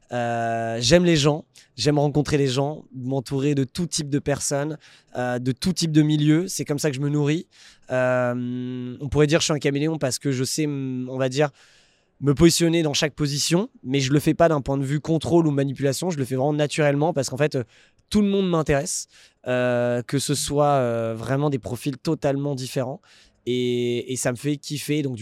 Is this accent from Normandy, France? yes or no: no; Paris, Île-de-France, France; born there; also born or lived in Puteaux, France; Je suis né à Paris. 7-5. 7-5.